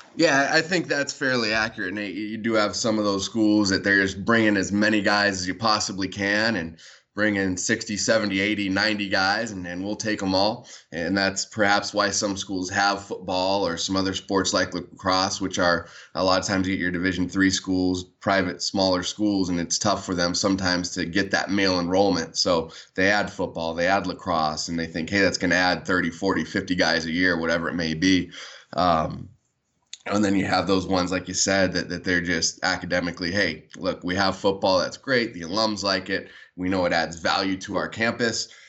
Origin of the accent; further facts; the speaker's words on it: San Diego, California, United States; I was born and raised in San Diego